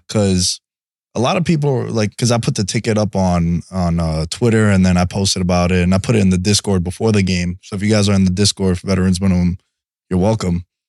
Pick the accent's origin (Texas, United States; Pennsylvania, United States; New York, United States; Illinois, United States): New York, United States; New York City; also born or lived in Athens; growing up in New York City